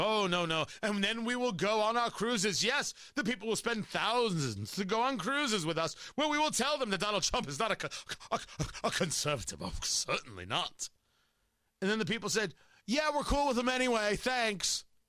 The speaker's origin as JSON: {"language": "English", "region": "New Jersey", "country": "United States", "tie": "born or raised there", "said": "growing up in Jersey"}